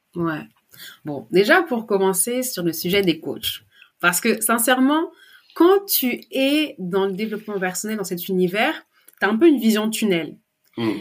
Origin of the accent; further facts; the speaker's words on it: France; je suis née en France, j'ai grandi en France